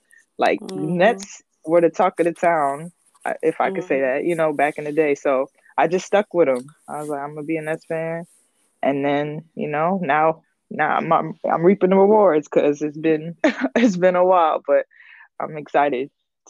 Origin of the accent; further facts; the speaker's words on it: New Jersey, United States; now in Texas, United States; So I'm originally from New Jersey. So before I moved to Texas, I lived in New Jersey.